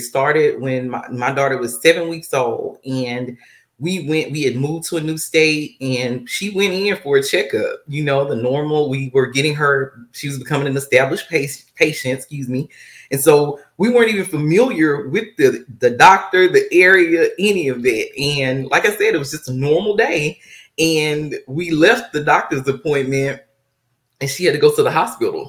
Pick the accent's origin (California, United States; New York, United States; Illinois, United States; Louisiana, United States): Louisiana, United States; Monroe; now in Texas, United States; I am originally from Monroe, Louisiana